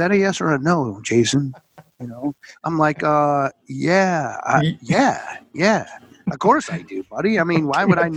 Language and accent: English; Buffalo, New York, United States; also born or lived in Plattsburgh, New York / United Kingdom / Town of Niagara, New York / Chicago, Illinois; growing up in Buffalo, New York